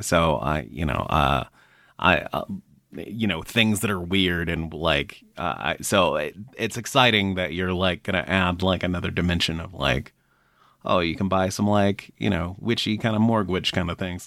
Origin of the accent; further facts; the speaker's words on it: Florida, United States; moved away; I grew up in Florida and like leaving Florida was one of the best things I ever did